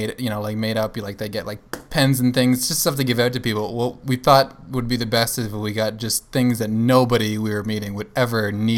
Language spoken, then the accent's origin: English; Florida, United States; Well, we come from Florida, the land of golf courses.